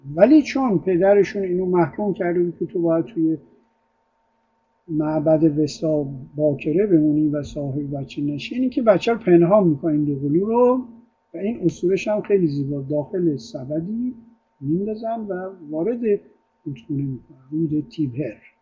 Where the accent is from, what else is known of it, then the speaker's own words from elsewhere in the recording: Iran; also born or lived in Italy; ما ایرونی ها